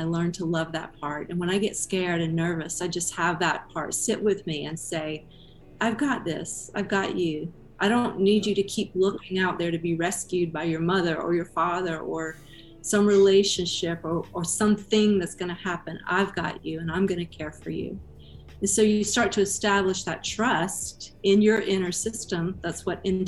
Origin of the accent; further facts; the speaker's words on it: Georgia, United States; now in Austin, United States; I grew up in Georgia